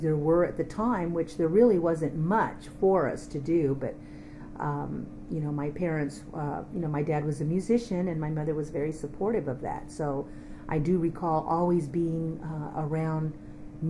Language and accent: English; Austin, Texas, United States; also born or lived in Fort Worth, Texas; I was born in Fort Worth, Texas in 1957. My dad was a musician and had traveled to Fort Worth to do some work up there, and that's where I was born, but was raised in Austin